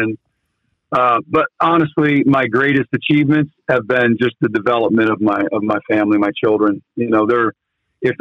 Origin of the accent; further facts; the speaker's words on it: St. Marys, Ohio, United States; moved away as an adult; now in South Bend, United States; when I grew up in St. Mary's